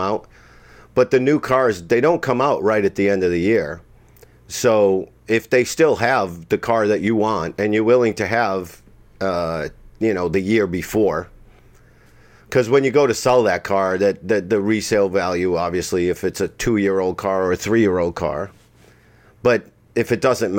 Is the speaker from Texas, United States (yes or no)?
no; Boston, Massachusetts, United States; moved away as an adult; I'm from Boston.